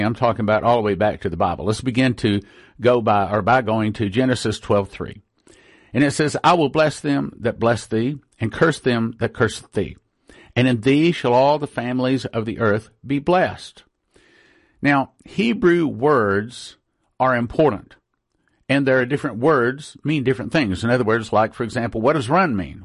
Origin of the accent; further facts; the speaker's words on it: West Texas, United States; I grew up in West Texas, and the oil patch